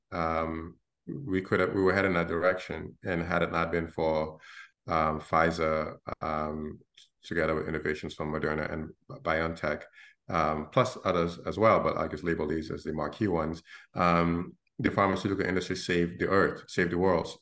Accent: Gambia; now in Brooklyn, United States; I'm from the Gambia in West Africa, um, a small country of 1.6 million people.

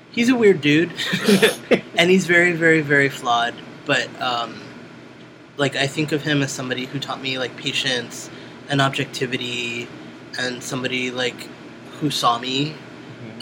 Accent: New York City, New York, United States; I was born in Brooklyn, New York

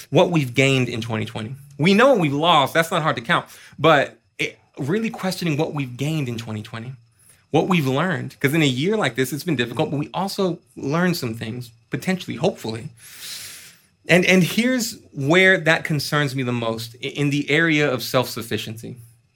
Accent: Austin, Texas, United States; I was born and raised here in Austin

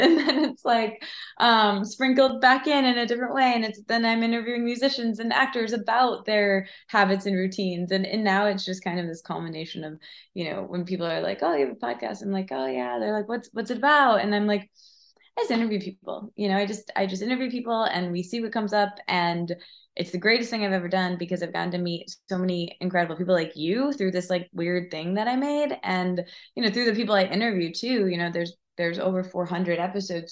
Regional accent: Michigan, United States; I'm from Michigan, so I grew up there

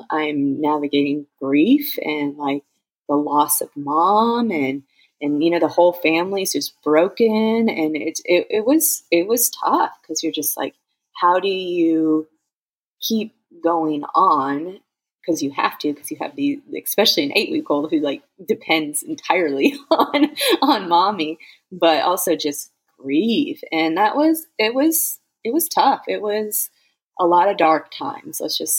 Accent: Phoenix, Arizona, United States; now in Georgia, United States; We're originally from Phoenix, Arizona. That's where I had my first two girls. And we moved to Georgia to be with my mom, where, my parents live.

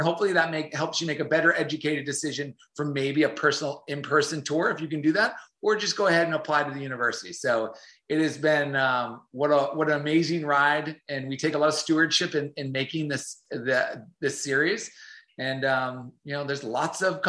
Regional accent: North Shore of Boston, Massachusetts, United States; moved away as an adult; also born or lived in Jacksonville, Florida; I grew up on the North Shore of Boston.

